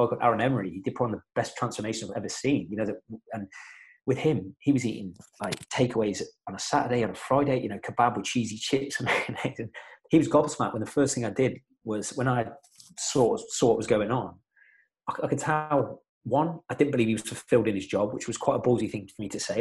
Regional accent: Coventry, West Midlands, United Kingdom; I'm just from Coventry.

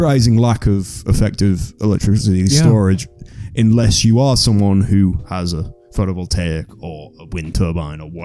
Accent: United Kingdom; moved away as an adult; now in Iceland; I'm from Britain and there's 60 million of us.

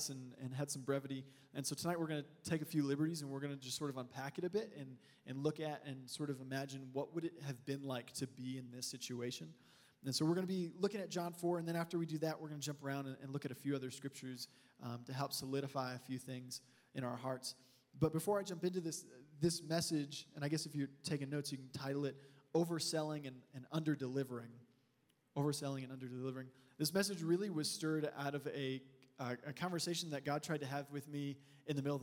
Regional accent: Texas, United States; now in Colorado, United States; We're originally from Texas

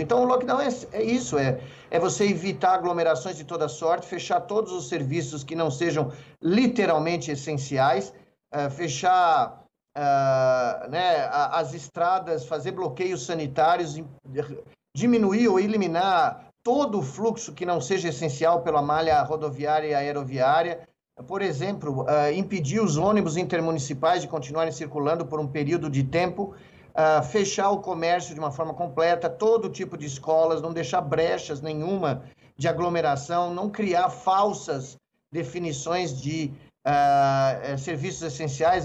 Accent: Brazil; Eu vivi como brasileiro, como cientista brasileiro

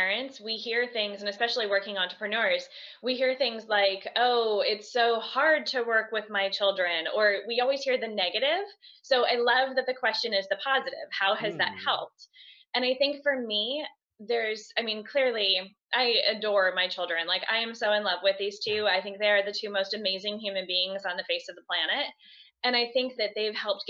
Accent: just outside of Philadelphia, Pennsylvania, United States; I'm actually from just outside of Philadelphia, Pennsylvania, in the States

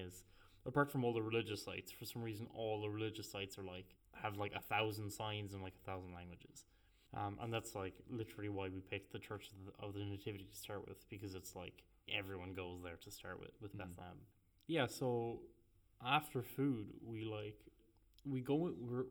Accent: Ireland; we're from Catholic Ireland

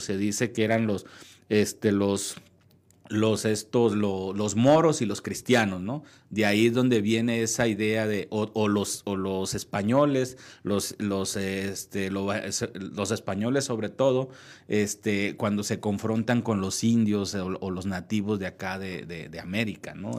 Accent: Huajicori, Nayarit, Mexico; moved away as an adult; now in Ciudad Juárez, Mexico; yo soy este, del norte de Nayarit

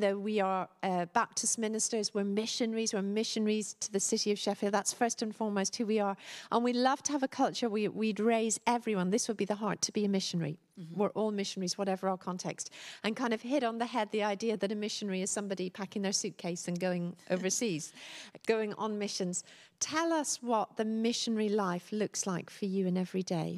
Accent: Dublin, Leinster, Ireland; moved away; me before I was a Christian, interestingly, growing up in Dublin.

